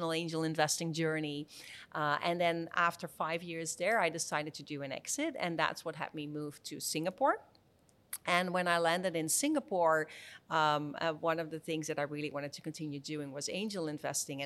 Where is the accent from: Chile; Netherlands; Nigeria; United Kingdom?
Netherlands; moved away as an adult; also born or lived in San Francisco, United States; I was born in the Netherlands